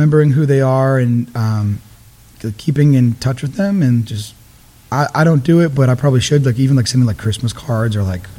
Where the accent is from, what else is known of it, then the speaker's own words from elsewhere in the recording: Kingston, Massachusetts, United States; also born or lived in Georgia, United States; I was born in Georgia. Okay. And I moved up here when I was young, and I grew up in Kingston.